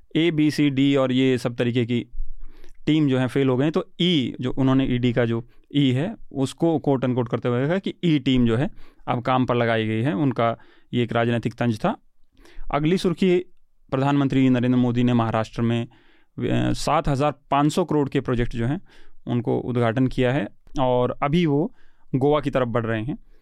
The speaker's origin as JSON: {"language": "Hindi", "region": "Haryana", "country": "India", "said": "मैं हरियाणा से हूँ"}